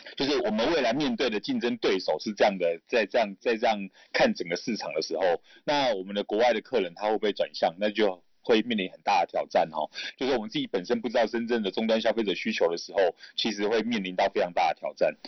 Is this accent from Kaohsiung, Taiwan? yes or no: yes; Kaohsiung, Taiwan; 我也是高雄人啊，所以其实高雄那边我也蛮熟悉的